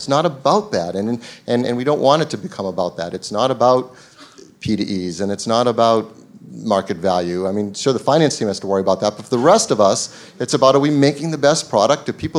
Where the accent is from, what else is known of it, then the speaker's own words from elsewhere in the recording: Boston, Massachusetts, United States; I grew up in Boston, so I'm a big Boston sports fan.